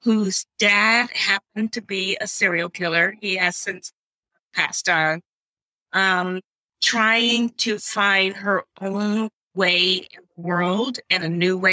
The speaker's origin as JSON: {"language": "English", "town": "Shreveport", "region": "Louisiana", "country": "United States", "tie": "born or raised there", "said": "I grew up in Shreveport, Louisiana"}